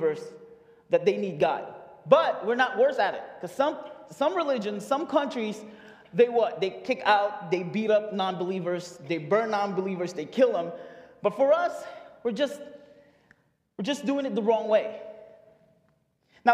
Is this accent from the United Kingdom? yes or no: no; Philippines; now in United States; I moved here in 2012 from the Philippines. As you can tell, I'm Filipino